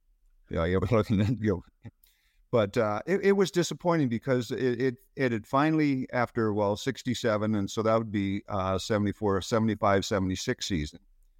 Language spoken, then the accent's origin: English; Terrace Bay, Ontario, Canada; Home is Terrace Bay, Ontario. It's about 2 hours up the lake from Thunder Bay.